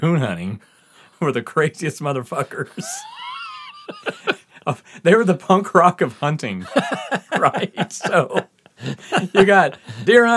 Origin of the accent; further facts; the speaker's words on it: the South, United States; we're growing up in the South